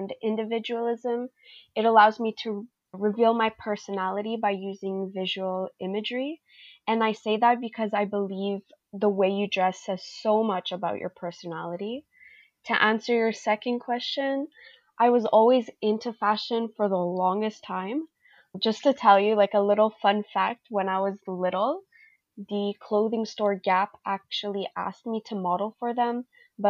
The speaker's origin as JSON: {"language": "English", "town": "Montreal", "region": "Quebec", "country": "Canada", "said": "I am a 21-year-old from Montreal, Quebec, Canada"}